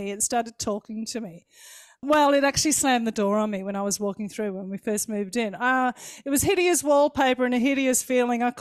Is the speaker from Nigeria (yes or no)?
no; Victoria, Australia; I thought you needed an Australian voice.